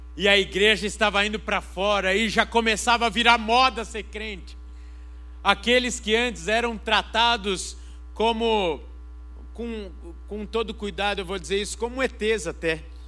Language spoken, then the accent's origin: Portuguese; Brazil; eu sou brasileiro, amo o Brasil